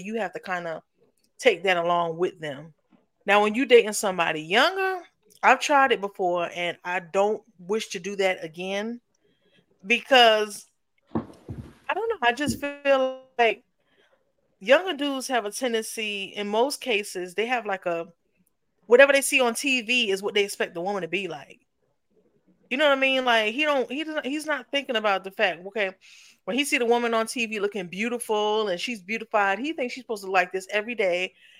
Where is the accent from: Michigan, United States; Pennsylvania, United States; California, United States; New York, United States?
New York, United States; you know, I'm from New York.